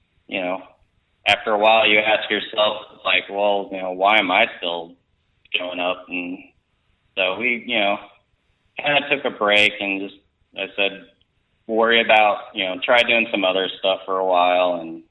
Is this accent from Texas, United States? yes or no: yes; Texas, United States; moved away; also born or lived in Colorado; I'm originally from Texas, but I was living in Colorado at that point